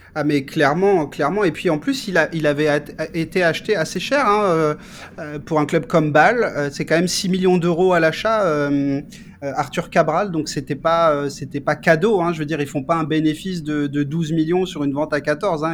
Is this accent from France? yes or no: yes; France; nous, en tant que Français